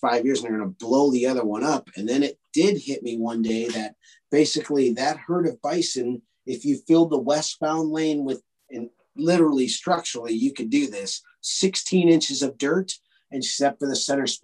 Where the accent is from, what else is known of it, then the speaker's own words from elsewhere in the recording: Illinois, United States; Interstate 80 where it crosses the Mississippi River. It's a very strategic spot. And it's a quarter mile from where I grew up